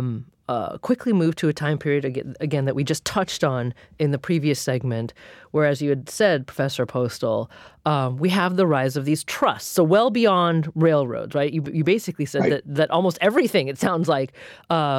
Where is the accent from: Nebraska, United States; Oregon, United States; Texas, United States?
Oregon, United States; I grew up in Oregon